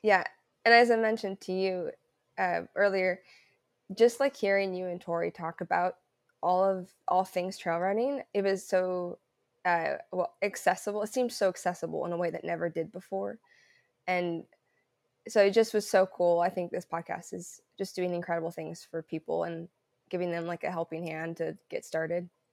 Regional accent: Southern Oregon, United States; also born or lived in Illinois / Seattle; now in Portland, United States; I'm from Oregon, so I'm originally from Southern Oregon, and right now I'm in Portland, Portland area

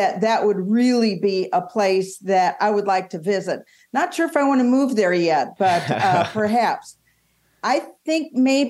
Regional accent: Southern California, United States; also born or lived in Palos Verdes, California; now in Scottsdale, United States; I was born and raised in Southern California

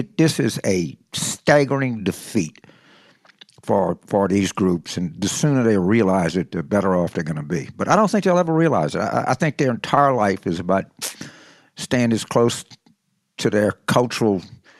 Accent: St. Gabriel, Louisiana, United States; the women's penitentiaries in St. Gabriel, where I grew up in Louisiana.

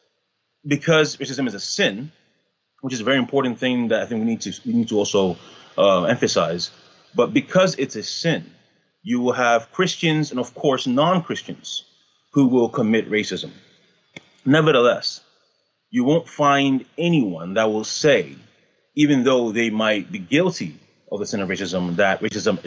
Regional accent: Canada; I'm Canadian

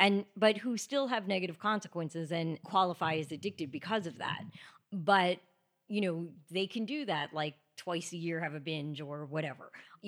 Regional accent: Greenwood Lake, New York, United States; So I was born here in the city, but then when I was six, we moved upstate, about an hour upstate, to a town called Greenwood Lake

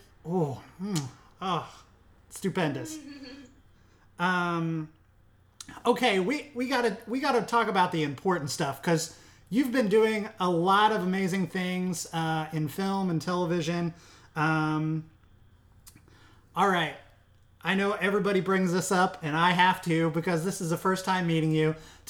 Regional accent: Midwest, United States; I'm from the Midwest, so I have very Midwestern tastes.

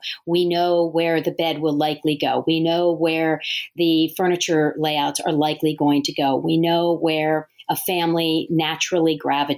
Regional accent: Delaware, United States; also born or lived in New York City; moved to my home state of Delaware and have been practicing on my own here for the last 21 years.

